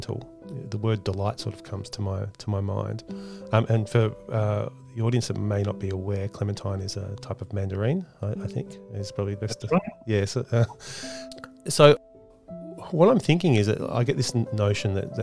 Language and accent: English; Australia; as an Australian living here